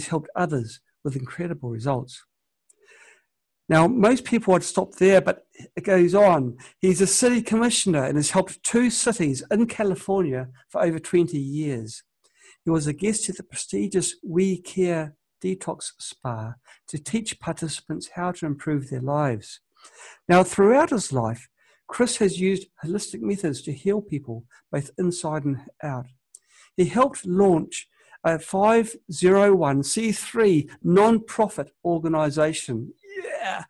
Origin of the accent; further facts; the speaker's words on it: New Zealand; now in China; I'm from New Zealand. I now live in China.